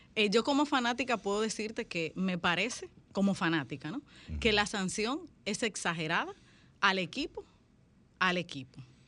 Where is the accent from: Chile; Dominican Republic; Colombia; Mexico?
Dominican Republic; Santiago de los Caballeros, Santiago; born or raised there; also born or lived in San Juan de la Maguana